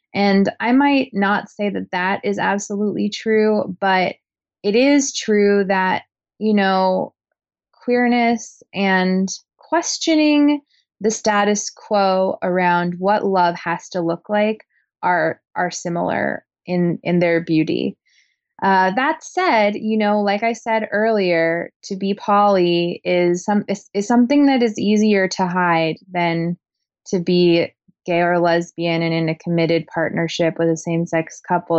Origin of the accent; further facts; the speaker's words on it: Portland, Oregon, United States; Portland, Oregon, where I was born and raised